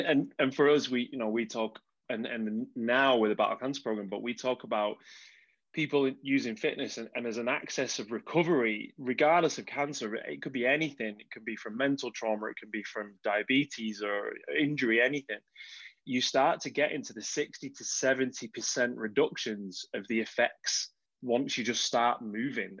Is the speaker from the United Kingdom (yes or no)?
yes; United Kingdom; we're British